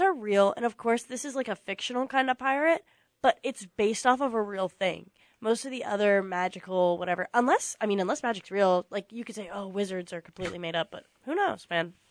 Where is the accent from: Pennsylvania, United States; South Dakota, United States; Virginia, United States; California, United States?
Virginia, United States; I am from Virginia